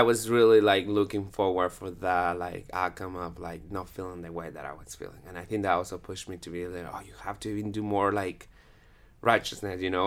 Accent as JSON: {"language": "English", "town": "Guatemala City", "region": "Guatemala Department", "country": "Guatemala", "tie": "born or raised there", "also_born_or_lived": "Peru", "moved": "as an adult", "lives_now": "Utah, United States", "said": "I'm from Guatemala, Guatemala City, and I moved to Utah, uh, s, around eight years ago. So, I grew up all the E's, um, in Guatemala."}